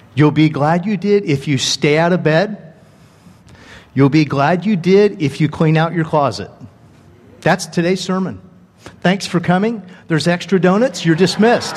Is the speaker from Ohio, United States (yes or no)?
no; Dana Point, California, United States; moved away as an adult; also born or lived in Joplin, Missouri; I was raised in Dana Point, Laguna Beach